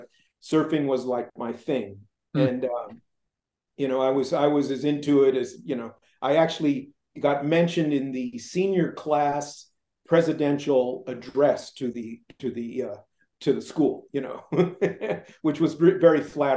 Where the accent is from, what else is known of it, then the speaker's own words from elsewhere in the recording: Culver City, California, United States; I grew up in Culver City